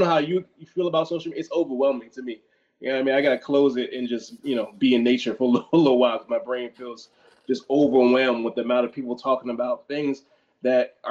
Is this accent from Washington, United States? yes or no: no; Temple Hills, Maryland, United States; I'm from down the street from Temple Hills